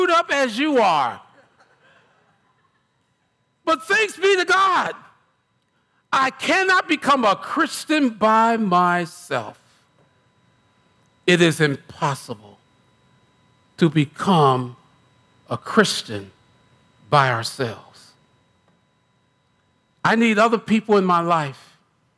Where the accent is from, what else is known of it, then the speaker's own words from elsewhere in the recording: United States; I'm American.